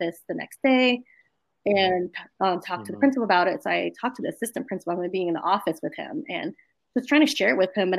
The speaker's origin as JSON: {"language": "English", "town": "New Orleans", "region": "Louisiana", "country": "United States", "tie": "born or raised there", "also_born_or_lived": "Gonzales, Louisiana", "said": "I was born and raised in New Orleans"}